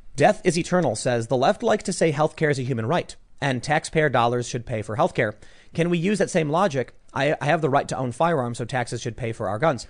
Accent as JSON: {"language": "English", "town": "Chicago", "region": "Illinois", "country": "United States", "said": "I'm from Chicago"}